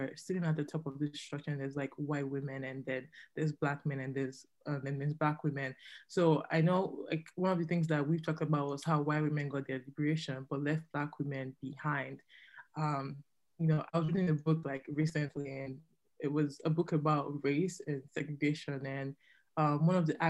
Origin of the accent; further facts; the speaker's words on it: Nigeria; now in Canada; as a Nigerian woman